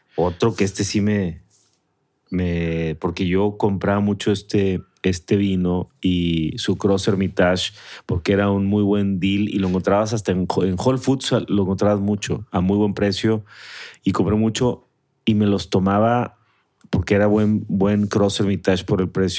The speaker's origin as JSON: {"language": "Spanish", "region": "Mexico City", "country": "Mexico", "tie": "born or raised there", "moved": "yes", "lives_now": "San Pedro Garza García, Mexico", "said": "Yo era acueducto de Guadalupe en mi infancia, en la Ciudad de México."}